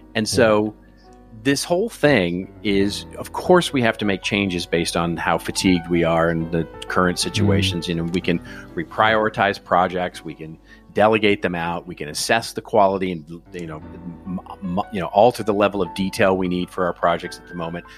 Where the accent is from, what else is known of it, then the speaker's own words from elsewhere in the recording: United States; as an American